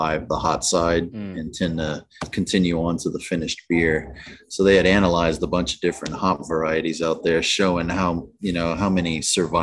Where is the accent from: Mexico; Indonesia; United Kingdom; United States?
United States; speaking as an American